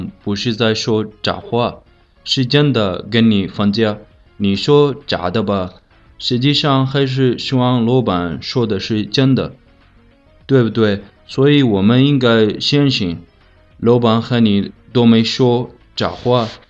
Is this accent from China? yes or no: no; Sudan; Chinese is a second language; moved away; 我是来自苏丹的